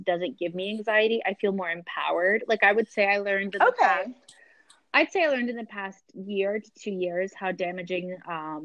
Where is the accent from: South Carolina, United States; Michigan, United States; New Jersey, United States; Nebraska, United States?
South Carolina, United States; I'm from South Carolina